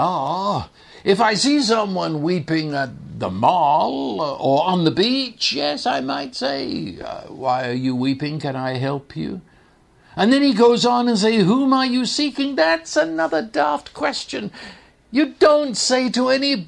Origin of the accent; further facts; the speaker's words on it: England, United Kingdom; moved away; when I was growing up in England